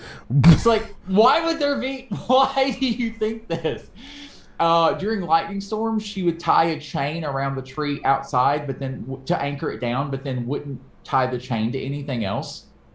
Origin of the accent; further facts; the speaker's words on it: the South, United States; accent: Southern; I've tried really, really hard to kind of delete all traces of my Southern accent, like as best as I can, right?